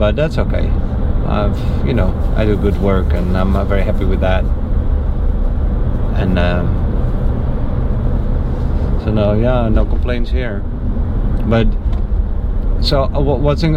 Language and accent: English; North Brabant, Netherlands; moved away as an adult; also born or lived in The Hague, Netherlands; I'm from Brabant. The North Brabant, which is the province where my parents live currently